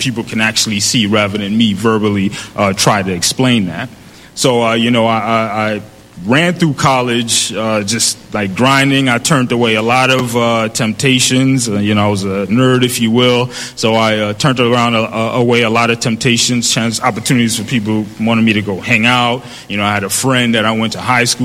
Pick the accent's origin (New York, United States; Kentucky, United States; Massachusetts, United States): New York, United States; New York City; growing up in the Bronx